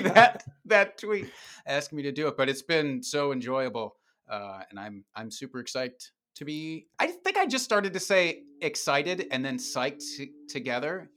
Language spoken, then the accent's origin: English; Dubuque, Iowa, United States; now in Wisconsin, United States; Dubuque, Iowa, which is a stone's throw away from where I live now in Wisconsin.